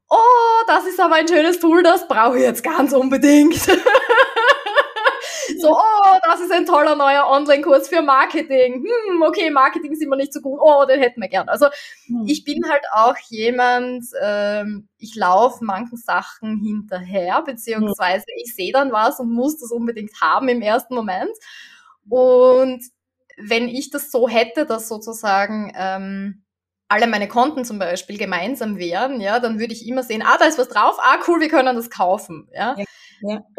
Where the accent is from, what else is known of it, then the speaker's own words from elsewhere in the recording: Austria; also vor allem bei uns in Österreich ist das äh, System ja so